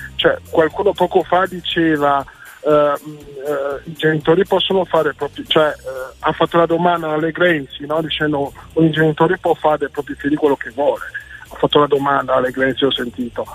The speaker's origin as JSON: {"language": "Italian", "town": "Marne-la-Vallée", "region": "Île-de-France", "country": "France", "tie": "born or raised there", "moved": "yes", "lives_now": "Brescia, Italy", "said": "Sono nato in Francia."}